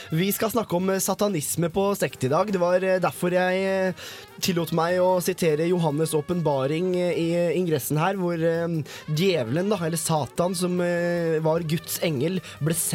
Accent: Alta, Finnmark, Norway; moved away as an adult; now in Trondheim, Norway; jeg kommer fra Alta.

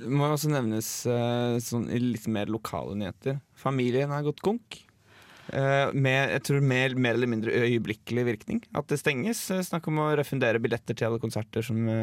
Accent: Drammen, Buskerud, Norway; now in Trondheim, Norway; Jeg er 22 år og kommer fra Drammen.

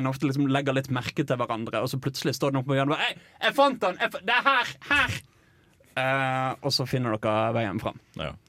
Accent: Eastern Norway, Norway; jeg kommer faktisk fra Østlandet

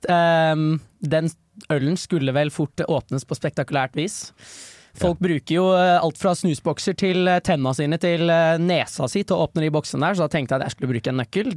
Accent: Bærum, Viken, Norway; jeg er født i 2003, og jeg er rett utafor Oslo, er det jeg liker å si. Men uh, dessverre er jeg fra Bærum

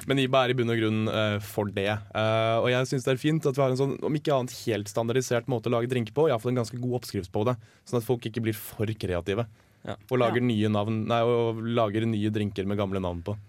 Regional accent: Oslo, Norway; Nå kommer jeg fra Oslo vest

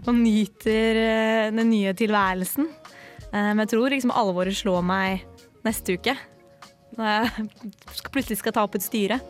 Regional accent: Oslo, Norway; moved away as an adult; now in Trondheim, Norway; Jeg er fra Oslo.

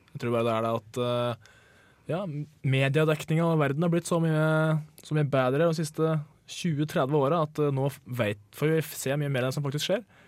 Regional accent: Toten, Innlandet, Norway; Jeg kommer jo fra Toten, og vi har faktisk veier

